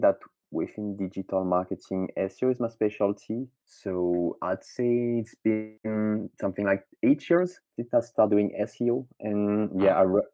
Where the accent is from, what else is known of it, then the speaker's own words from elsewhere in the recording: France; accent: French; English is a second language; I'm French, obviously, as you can hear with my accent